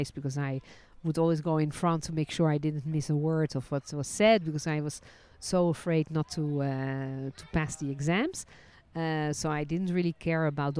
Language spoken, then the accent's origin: English; Netherlands; also born or lived in France; now in Israel; I was born in Holland, then lived and worked as a licensed tour guide in France, and ended my journey living and working in Israel.